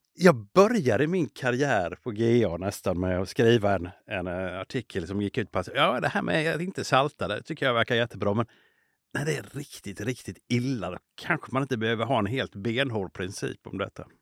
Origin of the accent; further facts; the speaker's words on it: Småland, Sweden; moved away; som smålänning eh, från början